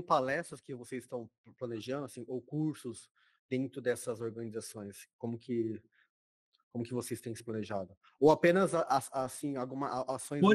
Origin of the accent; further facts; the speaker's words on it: Rondônia, Brazil; eu sou de Rondônia, que é do norte